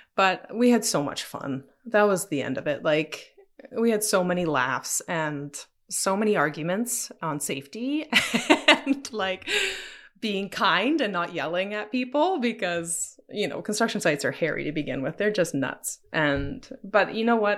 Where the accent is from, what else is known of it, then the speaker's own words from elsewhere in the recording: Ontario, Canada; also born or lived in Toronto; I moved back after university to my hometown and was working with my dad